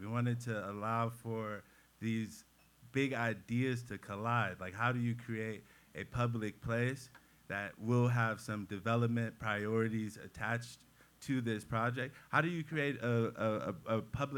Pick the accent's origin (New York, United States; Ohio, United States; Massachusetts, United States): Ohio, United States; Cleveland; I'm a Clevelander through and through. I was born and raised in Cleveland. I went away to college and I came back